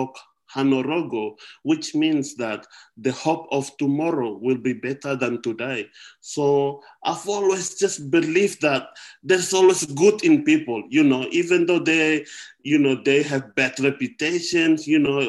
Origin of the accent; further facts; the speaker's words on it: Wamena, Highland Papua, Indonesia; now in Australia; in my hometown in Wamena, where I was born and grew up